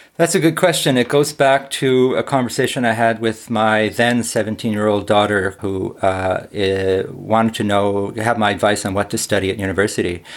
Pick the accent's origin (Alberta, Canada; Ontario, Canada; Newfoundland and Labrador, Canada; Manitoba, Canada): Ontario, Canada; Ottawa; moved away; I live in Ottawa and I was born in Ottawa, though I lived in many other places